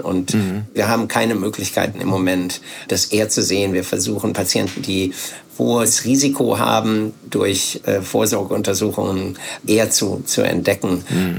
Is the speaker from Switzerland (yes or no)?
no; Bielefeld, North Rhine-Westphalia, Germany; hab dann nach dem Abitur Zivildienst gemacht bei uns in Bielefeld